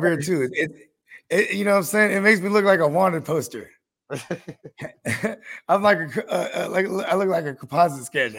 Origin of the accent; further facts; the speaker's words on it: San Jose, California, United States; I grew up in San Jose. We had 1 million people in our city.